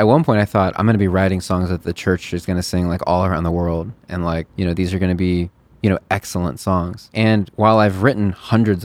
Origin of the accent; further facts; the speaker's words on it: Chicago, Illinois, United States; I'm from Chicago.